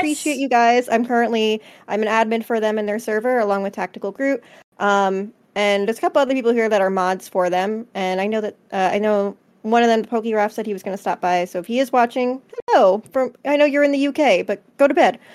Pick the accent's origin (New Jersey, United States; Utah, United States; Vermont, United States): New Jersey, United States; I'm from Jersey.